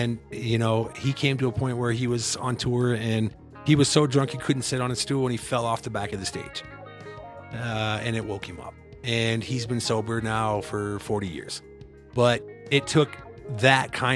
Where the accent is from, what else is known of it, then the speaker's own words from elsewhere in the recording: Iowa, United States; now in Colorado, United States; I'm from Iowa originally, so I came out here